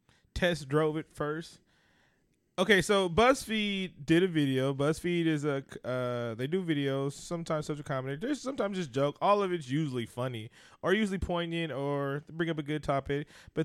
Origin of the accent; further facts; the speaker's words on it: California, United States; Growing up in California around Mexican, Salvadorians, all races, all nationalities of Latin people, know if I hear something wrong in Spanish.